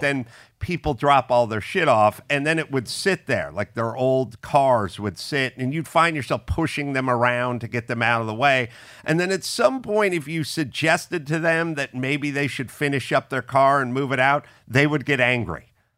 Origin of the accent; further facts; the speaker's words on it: Los Angeles, California, United States; I grew up in the San Fernando Valley